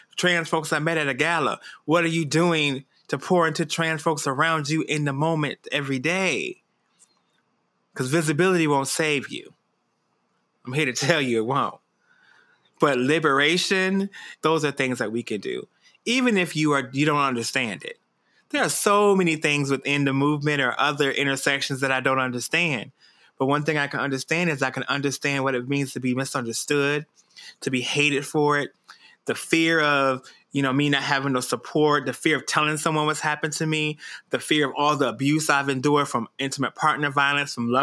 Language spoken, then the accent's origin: English; Detroit, Michigan, United States; when I was growing up in Detroit.